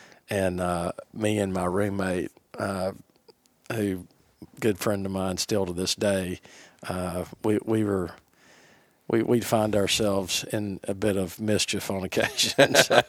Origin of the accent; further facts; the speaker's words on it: Florida, United States; everybody thinks they're from Alabama. No, we're from Florida.